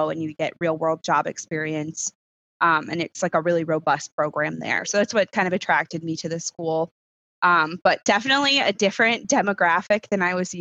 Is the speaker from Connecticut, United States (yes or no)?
yes; Connecticut shoreline, United States; moved away; also born or lived in Rochester, New York; I grew up on the Connecticut shoreline.